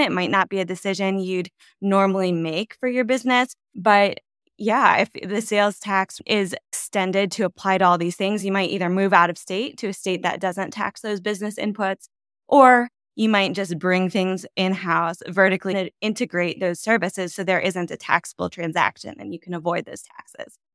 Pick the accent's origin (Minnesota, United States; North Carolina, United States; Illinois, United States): Illinois, United States; just west of Chicago, Northern; moved away; I am from Northern Illinois, just west of Chicago